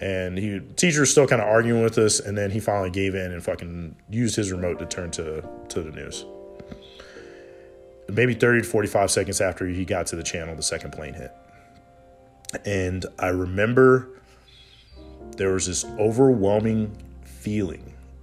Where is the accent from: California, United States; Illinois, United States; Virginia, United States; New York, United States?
Virginia, United States; Hampton Roads area, Southern; I'm from Southern Virginia, Hampton Roads area, 757